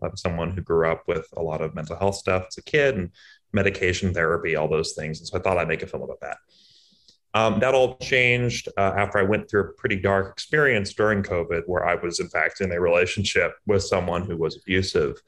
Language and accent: English; Boston, Massachusetts, United States; I'm from Boston